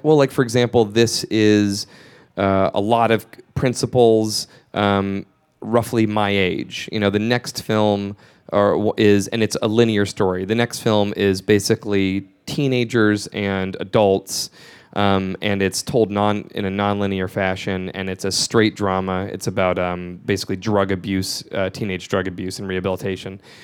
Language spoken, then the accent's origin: English; Georgia, United States; moved away; the home where I grew up in Georgia